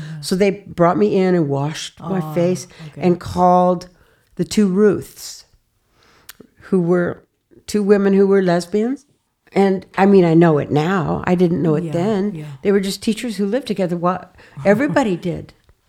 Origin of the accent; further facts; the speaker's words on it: Sheridan, Wyoming, United States; also born or lived in Colorado; That was when I was in third grade. We moved to Sheridan from Colorado, from the prairies, way out in the prairies.